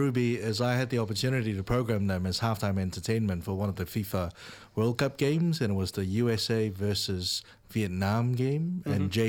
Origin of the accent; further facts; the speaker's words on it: Malaysia; now in New Zealand; I'm Malaysian.